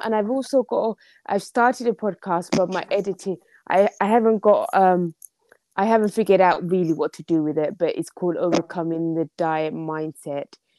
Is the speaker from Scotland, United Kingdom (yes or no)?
no; London, United Kingdom; also born or lived in Somalia; I am from London. I'm from very cold and rainy London in England.